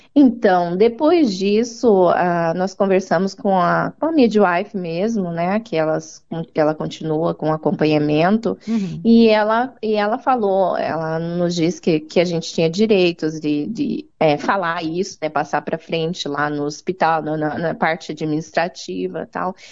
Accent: Maringá, Paraná, Brazil; moved away as an adult; now in New Zealand; Eu nasci em Maringá, no uhum. estado do Paraná

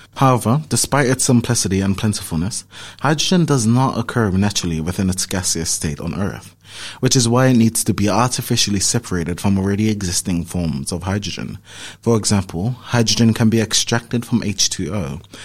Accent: Auckland, New Zealand; I'm from Auckland

